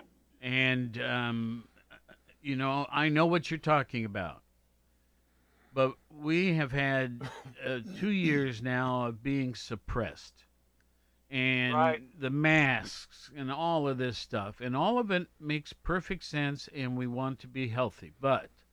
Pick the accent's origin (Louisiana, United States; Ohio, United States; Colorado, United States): Ohio, United States; Worthington; I grew up in Columbus or Worthington, suburb of Columbus